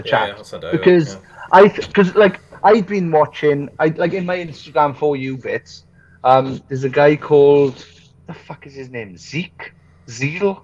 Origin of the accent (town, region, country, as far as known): Merthyr Tydfil, Wales, United Kingdom; born or raised there